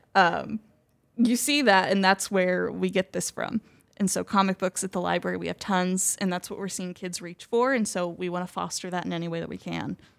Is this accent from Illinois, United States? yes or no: yes; Marion, Illinois, United States; Here in Marion